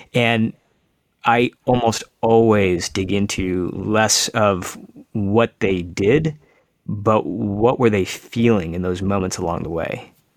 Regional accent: suburban Michigan, United States; I'm an Indian kid now growing up in America. I live in suburban Michigan

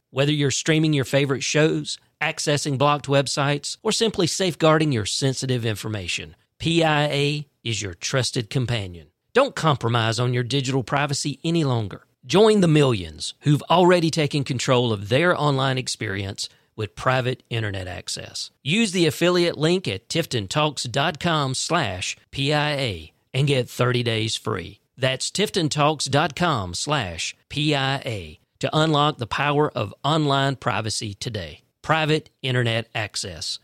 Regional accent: Fitzgerald, Georgia, United States; born and raised in Fitzgerald

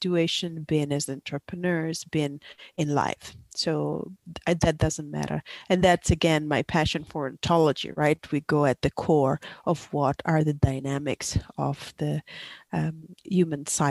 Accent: Italy; moved away as an adult; also born or lived in Asia Pacific region; I'm originally from Italy, but I lived for 20 years in the Asia Pacific region

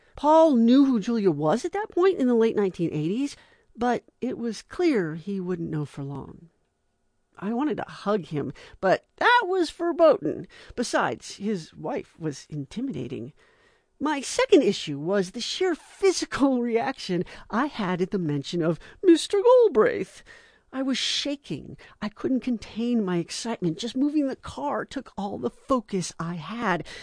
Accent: Las Vegas, Nevada, United States; I grew up in Vegas

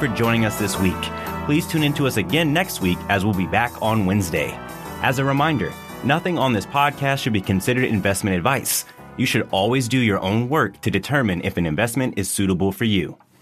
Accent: Virginia, United States; the town that I grew up in in Virginia

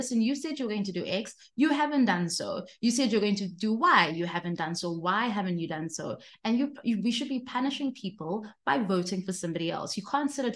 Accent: South Africa; living in this country as a South African, as a person who's young

